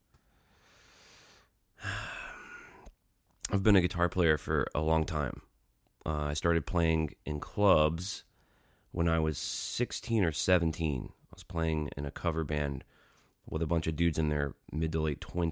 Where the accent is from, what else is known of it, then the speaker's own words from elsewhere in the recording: Pelham, Alabama, United States; I grew up in Pelham, Alabama, which is a suburb of Birmingham, about 20 minutes south of town.